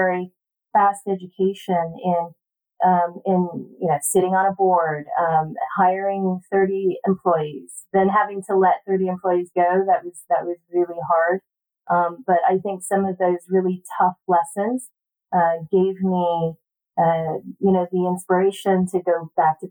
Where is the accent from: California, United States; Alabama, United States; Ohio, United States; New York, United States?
California, United States; Palo Alto; also born or lived in San Diego; growing up in the Silicon Valley was really great because it also allowed me to go to one of the best public schools in the country, in Palo Alto